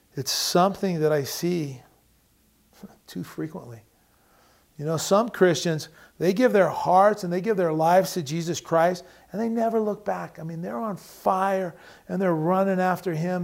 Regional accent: United States

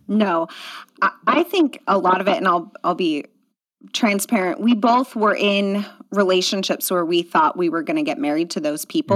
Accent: outside of Portland, Oregon, United States; also born or lived in Southern California; now in Washington, United States; I grew up outside of Portland

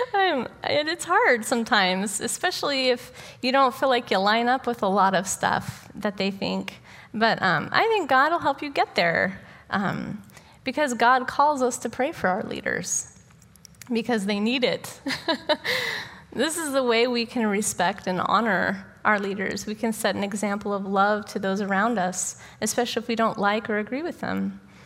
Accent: United States; as an American citizen

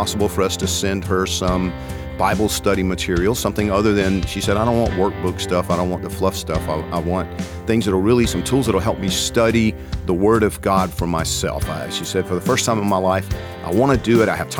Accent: Georgia, United States; I'm from Georgia

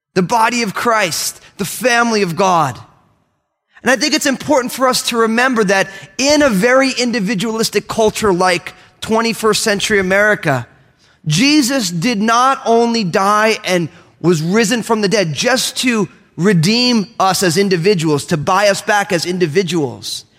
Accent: Northeast, United States; I'm all Italian from the Northeast

